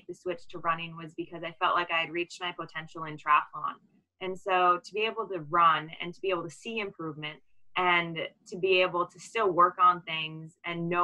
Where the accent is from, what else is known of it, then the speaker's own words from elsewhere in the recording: Waukesha, Wisconsin, United States; We're actually both from Waukesha